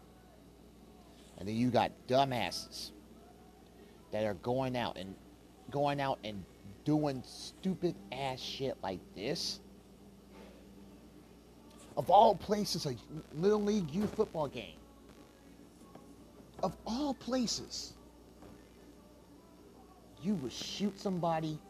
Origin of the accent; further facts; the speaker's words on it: Kansas City, Kansas, United States; also born or lived in Wichita, Kansas; Kansas City is my hometown